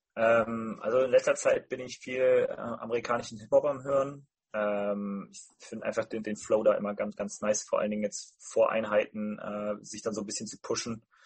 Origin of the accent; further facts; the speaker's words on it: Rhineland, Germany; bei uns im Rheinland